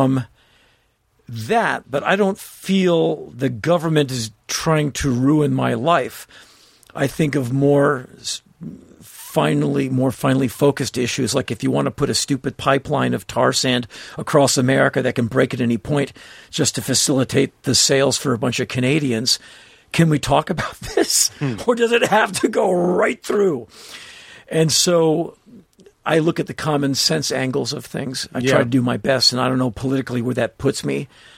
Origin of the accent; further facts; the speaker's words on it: Washington, District of Columbia, United States; My friends I grew up with in Washington, D.C.